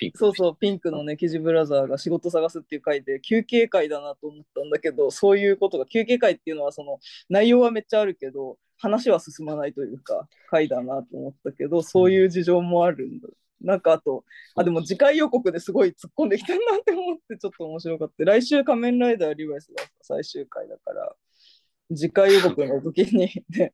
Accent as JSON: {"language": "Japanese", "region": "Fukuoka", "country": "Japan", "tie": "born or raised there", "moved": "yes", "said": "その地元の福岡県では、もう潰れちゃったんだけど、貸し会園っていう"}